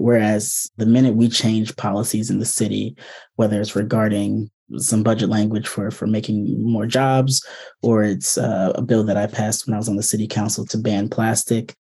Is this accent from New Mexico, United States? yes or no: no; Prince George's County, Maryland, United States; I grew up here in Prince George's County, Maryland